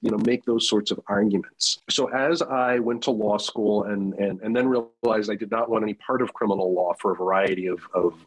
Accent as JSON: {"language": "English", "region": "East Coast", "country": "United States", "tie": "born or raised there", "also_born_or_lived": "Madison, Wisconsin", "moved": "as an adult", "said": "I grew up on the East Coast"}